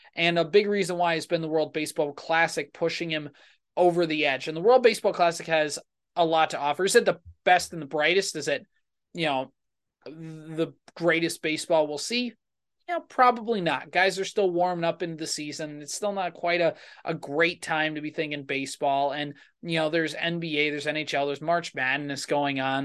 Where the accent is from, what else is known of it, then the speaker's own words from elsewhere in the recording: United States; as an American